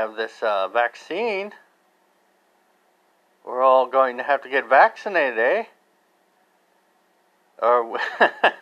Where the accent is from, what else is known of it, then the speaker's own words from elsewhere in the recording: United States; I'm not Canadian, but I'm American